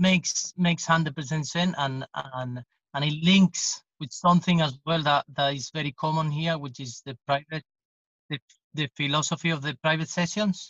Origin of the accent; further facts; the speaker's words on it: Jerez de la Frontera, Andalusia, Spain; English is a second language; in Jerez, which is my hometown